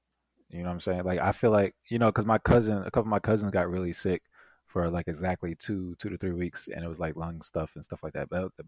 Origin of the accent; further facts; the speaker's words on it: South Carolina, United States; also born or lived in New York; No, I grew up